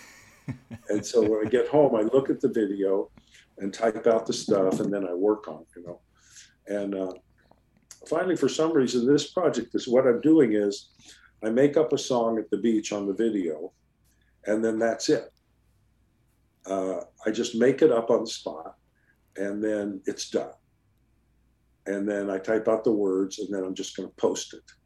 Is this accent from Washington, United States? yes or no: no; California, United States; I'm Californian